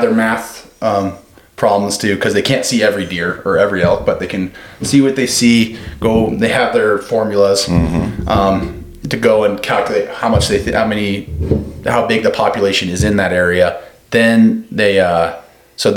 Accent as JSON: {"language": "English", "town": "Twin Falls", "region": "Idaho", "country": "United States", "said": "I'm trailer trash from Twin Falls"}